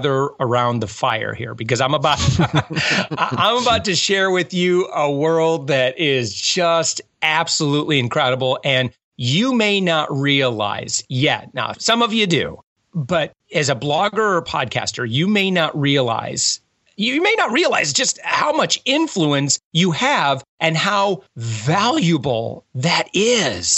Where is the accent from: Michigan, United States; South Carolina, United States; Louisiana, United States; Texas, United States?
Michigan, United States; West; moved away; also born or lived in Hawaii; I'm from West Michigan.